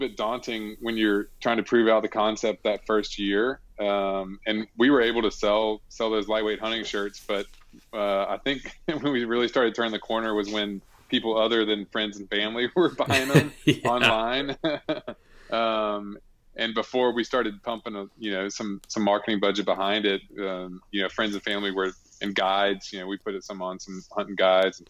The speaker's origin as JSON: {"language": "English", "region": "Alabama", "country": "United States", "tie": "born or raised there", "said": "I grew up in Alabama"}